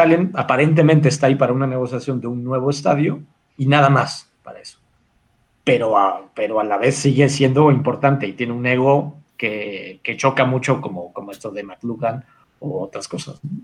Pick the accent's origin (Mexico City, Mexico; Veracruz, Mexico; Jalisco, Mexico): Mexico City, Mexico; yo soy de México eh, y, vivo en México y he estado toda la vida en México